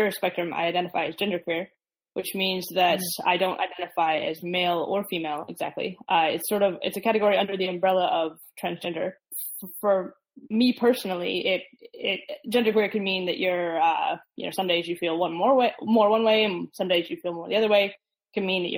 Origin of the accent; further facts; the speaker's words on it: Midwest, United States; I grew up in the Midwest